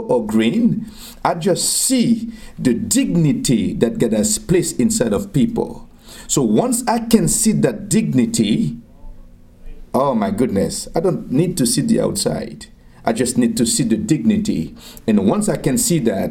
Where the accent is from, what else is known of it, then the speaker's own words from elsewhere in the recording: Arcahaie, Ouest, Haiti; also born or lived in Southeast Haiti (birthplace); I am from Haiti. I was born in a place called Tiot. Tiot is in the southeast of Haiti